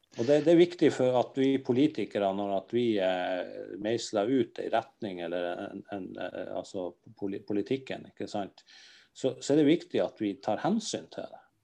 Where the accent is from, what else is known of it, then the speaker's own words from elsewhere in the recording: Northern Norway, Norway; vi er ifra der vi er ifra